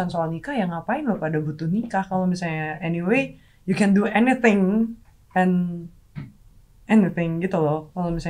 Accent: Makassar, South Sulawesi, Indonesia; Aku aslinya Makassar. Ya aku nanya dulu ke Makassar.

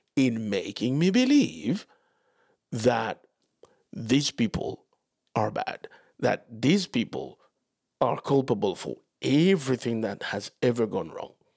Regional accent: Dominican Republic; moved away; growing up in Latin America

